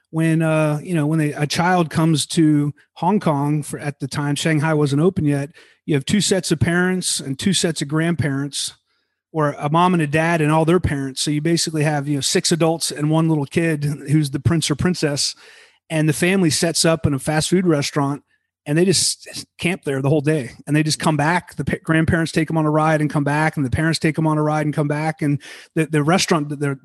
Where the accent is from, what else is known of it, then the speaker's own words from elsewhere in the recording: United States; also born or lived in France; as an American